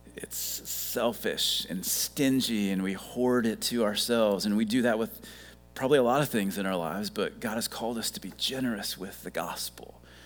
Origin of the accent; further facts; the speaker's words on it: Ohio, United States; moved away as an adult; now in South Carolina, United States; I grew up in Ohio